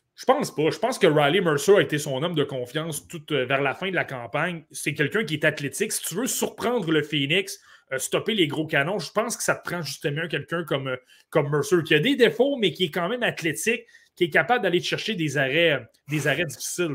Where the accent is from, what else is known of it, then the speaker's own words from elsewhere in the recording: Côte-Nord, Quebec, Canada; je suis originaire de la Côte-Nord